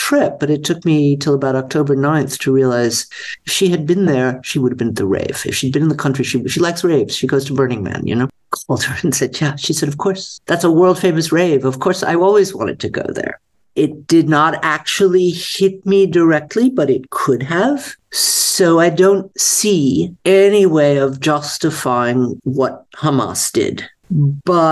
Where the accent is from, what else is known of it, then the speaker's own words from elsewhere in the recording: Atlanta, Georgia, United States; also born or lived in Israel; now in Germany; I grew up in Atlanta, Georgia